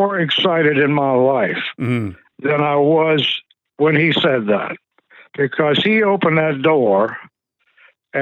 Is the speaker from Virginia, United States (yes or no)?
yes; Emporia, Virginia, United States; also born or lived in Richmond, Virginia; I grew up in Emporia, Virginia.